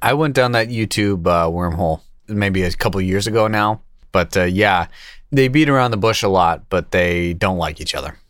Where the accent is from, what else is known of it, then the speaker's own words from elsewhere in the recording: Kingston, Massachusetts, United States; my, my, uh, hometown